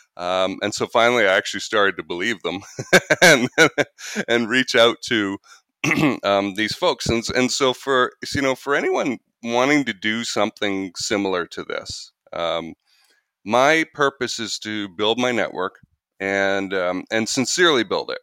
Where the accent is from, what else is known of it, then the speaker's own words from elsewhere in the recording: Canada; moved away as an adult; now in United States; I'm Canadian